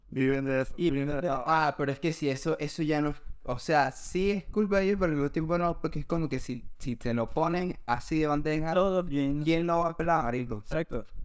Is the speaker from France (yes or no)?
yes; France; Bueno, yo soy francés.